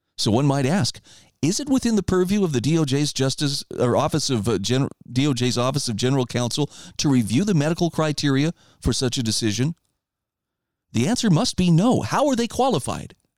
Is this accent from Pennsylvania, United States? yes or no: no; Idaho, United States; my home state of Idaho